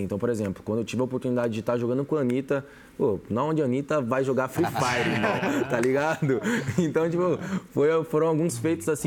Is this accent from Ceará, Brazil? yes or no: no; São Paulo, Brazil; eu que nasci na comunidade, para quem conhece, eu vim da zona sul de São Paulo ali, Capão Redondo, Campo Limpo, então é bem quebrada mesmo